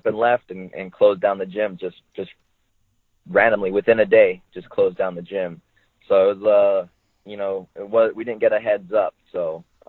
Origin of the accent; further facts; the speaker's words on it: United States; it's my home country.